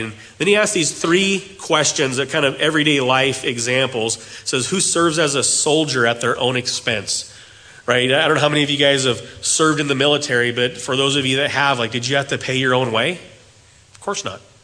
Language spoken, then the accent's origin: English; United States; As Americans